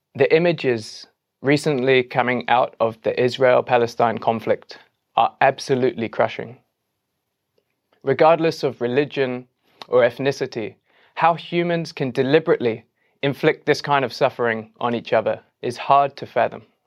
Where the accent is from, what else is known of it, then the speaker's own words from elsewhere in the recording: England, United Kingdom; as an Englishman